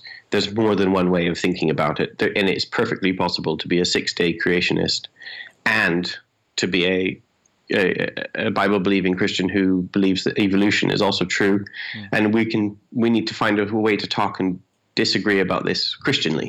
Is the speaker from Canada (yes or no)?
yes; Canada; moved away as an adult; now in England; I'm Canadian, but I live in England